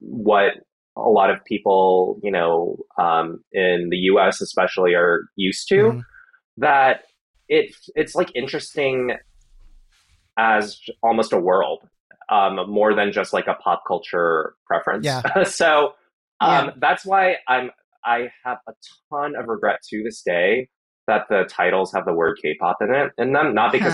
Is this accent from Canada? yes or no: no; the South, United States; But also, it was a different time and I was a child growing up in the South.